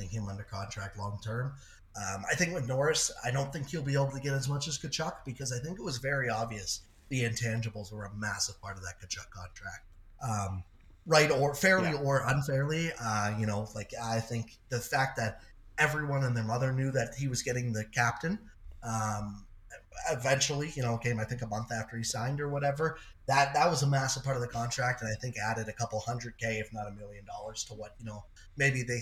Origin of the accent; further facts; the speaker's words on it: Toronto, Ontario, Canada; I'm from the Toronto area